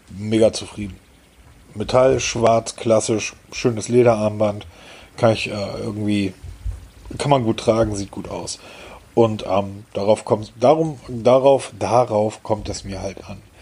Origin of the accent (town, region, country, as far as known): Hamburg, Germany; born or raised there